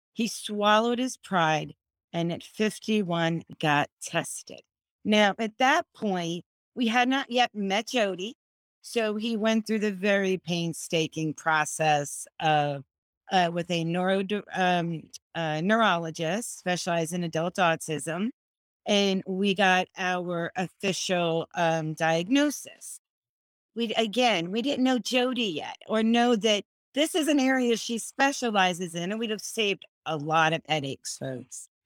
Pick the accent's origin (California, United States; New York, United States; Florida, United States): Florida, United States; I'm from Florida